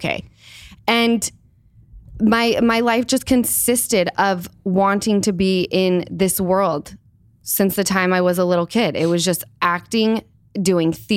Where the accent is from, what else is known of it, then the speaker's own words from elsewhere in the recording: Salt Lake City, Utah, United States; moved away; I grew up in Salt Lake